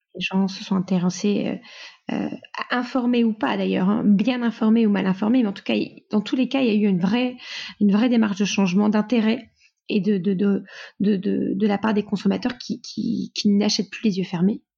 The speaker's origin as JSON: {"language": "French", "town": "Lille", "region": "Hauts-de-France", "country": "France", "also_born_or_lived": "Mexico", "said": "Je suis lilloise, nordiste d'origine."}